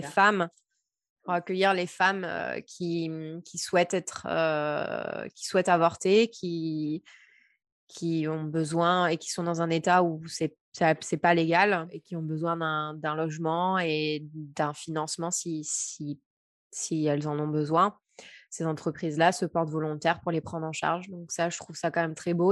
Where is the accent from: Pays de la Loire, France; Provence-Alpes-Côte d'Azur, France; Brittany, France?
Provence-Alpes-Côte d'Azur, France; moved away; also born or lived in Sacramento, United States; je venais de Provence